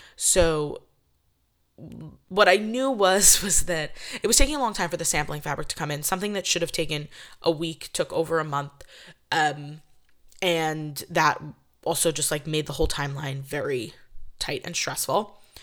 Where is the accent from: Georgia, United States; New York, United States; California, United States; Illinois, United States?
New York, United States; I'm from New York.